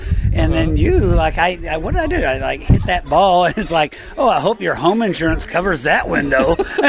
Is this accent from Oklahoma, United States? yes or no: yes; Tulsa, Oklahoma, United States; I'm from Tulsa, Oklahoma.